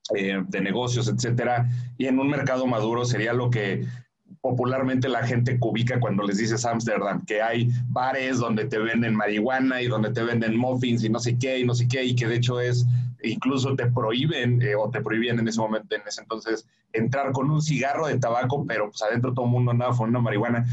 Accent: Mexico; nosotros como mexicanos

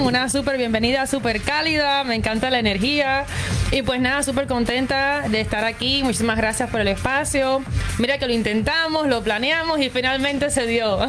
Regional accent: Cuba; also born or lived in Cayman Islands / Miami; now in Montreal, Canada; desde que salí de Cuba, eh, viví en Islas Caimán, viví en, Miami

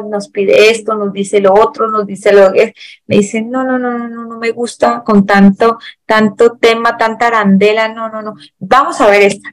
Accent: Colombia; aquí pues en Colombia

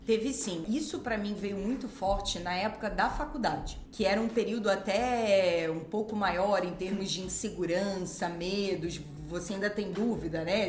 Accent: Rio de Janeiro, Brazil; eu sou carioca

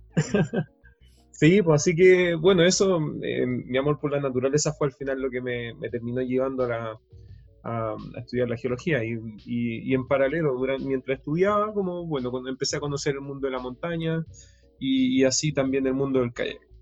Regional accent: Puerto Montt, Los Lagos, Chile; crecí en Puerto Montt

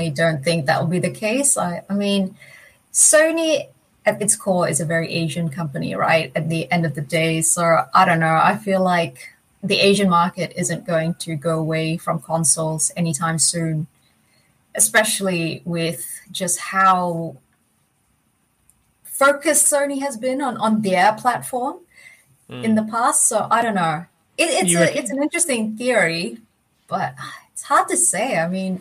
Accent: Egypt; now in New Zealand; I didn't grow up here, no. I grew up in Egypt.

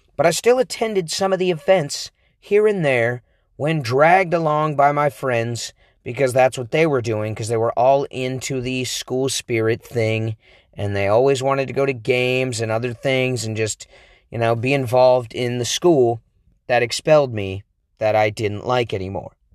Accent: Aloha, Oregon, United States; We're from Aloha, Oregon

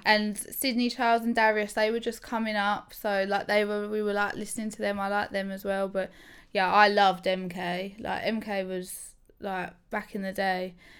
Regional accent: England, United Kingdom; I'm proper, I'm proper English, me

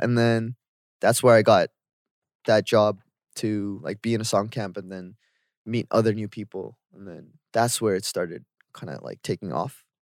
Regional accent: Canada; moved away as an adult; now in South Korea; growing up in Canada

